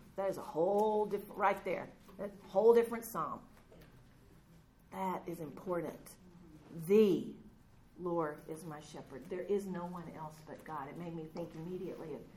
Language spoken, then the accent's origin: English; Texas, United States; I was raised in Texas with cattle, but not sheep